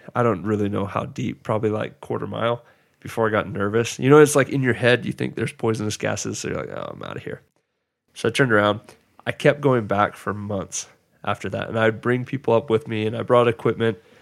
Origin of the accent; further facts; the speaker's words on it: Georgia, United States; growing up in Georgia where, like, I didn't grow, it was flat ground